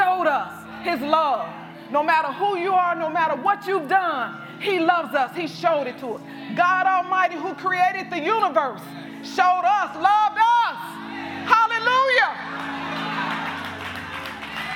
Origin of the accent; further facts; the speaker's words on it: Arkansas, United States; I grew up in a small town in Arkansas